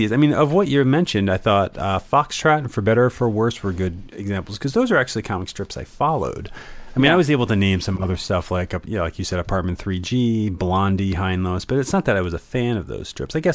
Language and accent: English; Connecticut, United States; Uh, yeah, 1993 is when we uh, first got to Emerson. I'm coming from Connecticut.